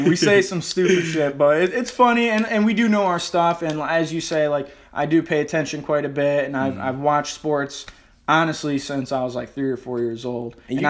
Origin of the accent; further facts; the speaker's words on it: Detroit, Michigan, United States; I was born and raised in Southwest Detroit. A lot of people don't know that about me. So I lived there for first 15 years of my life.